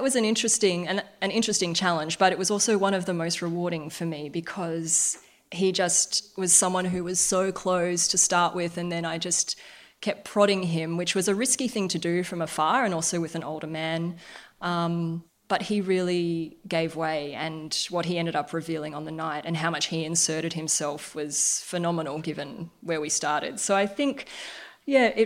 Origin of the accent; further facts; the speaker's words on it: Darwin, Northern Territory, Australia; I grew up in Darwin